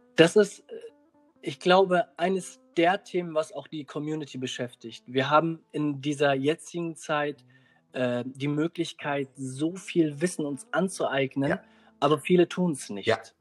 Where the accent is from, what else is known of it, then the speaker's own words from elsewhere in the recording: Germany; wenn wir in einer, ja, in, in Deutschland aufwachsen, dann wachsen jetzt zwischen zwei Gesellschaften auf